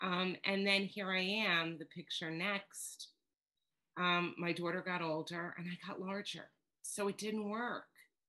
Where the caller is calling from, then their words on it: New York, United States; I'm coming to you from New York, and I laugh because I'm told I have an accent, and I don't hear my accent